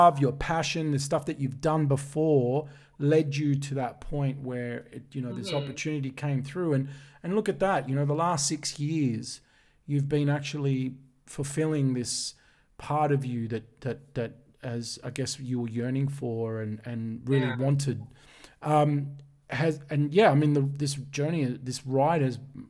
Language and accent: English; Sydney, New South Wales, Australia; we're both from Sydney